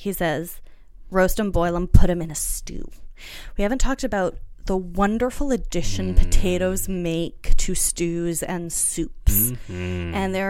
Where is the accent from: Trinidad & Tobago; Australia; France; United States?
France; It's true. I was raised in French food culture.